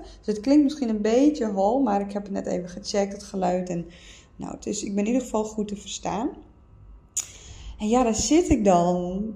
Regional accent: Friesland, Netherlands; moved away as an adult; Ik kom uit Friesland

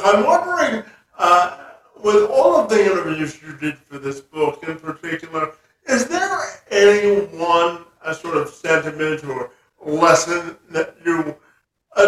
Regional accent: Canada; we're both Canadians

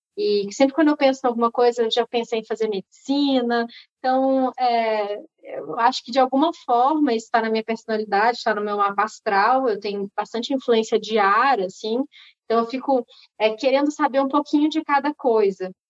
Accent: Belo Horizonte, Minas Gerais, Brazil; moved away; also born or lived in Rio de Janeiro; mas eu não sou originalmente carioca, eu sou mineira.

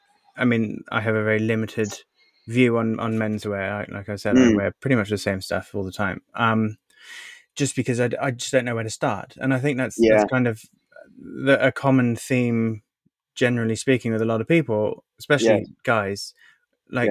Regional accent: United Kingdom; I'm British.

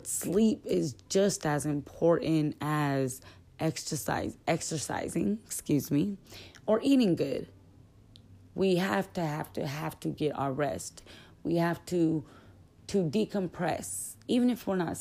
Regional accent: Southern California, United States; I'm from California, Southern California

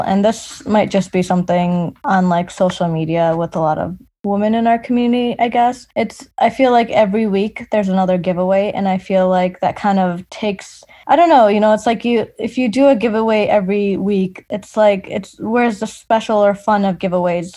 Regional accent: Hamtramck, Michigan, United States; growing up in Hamtramck

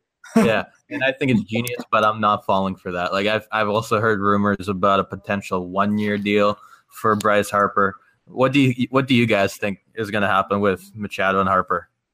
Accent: Canada; I'm I'm Canadian.

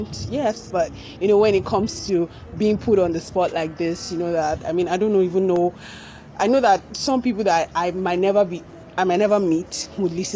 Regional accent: Lagos, Nigeria; I was born in Lagos, Nigeria, where I think I stayed up to my whole life, really, until I had to go to college

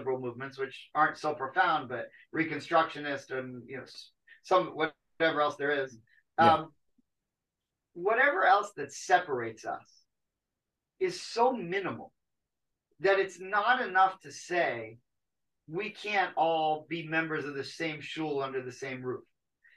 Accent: Wilkes-Barre, Pennsylvania, United States; moved away; also born or lived in Miami; all of the really bright Jewish kids that I grew up with in Wilkes-Barre

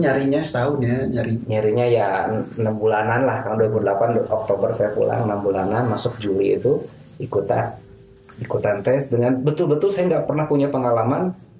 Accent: Bandung, West Java, Indonesia; moved away as an adult; also born or lived in Garut / Cairo; saya orang asli orang Bandung, orang tua di Bandung, tapi SD, SMP, apalagi SMP, SMA itu sudah masuk pesantren full 6 tahun itu di Garut

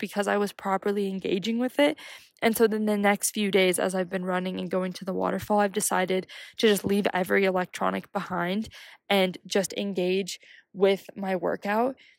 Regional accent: United States; I'm from America

